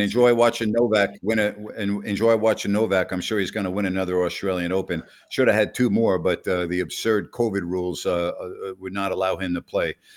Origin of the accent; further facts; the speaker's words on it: Syosset, New York, United States; we grew up five miles apart from one another on Long Island